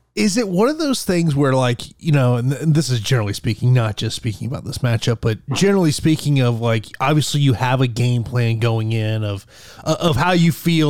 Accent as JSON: {"language": "English", "town": "Tampa", "region": "Florida", "country": "United States", "tie": "born or raised there", "said": "here in my hometown of Tampa, Florida."}